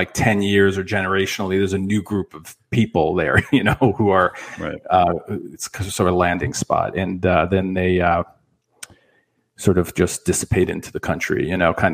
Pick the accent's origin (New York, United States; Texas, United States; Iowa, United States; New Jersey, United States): New York, United States; New York City; I was born in. I think it was Rego Park.